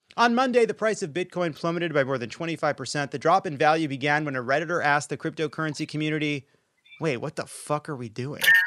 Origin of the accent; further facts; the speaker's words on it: Long Island, New York, United States; I'm from Long Island.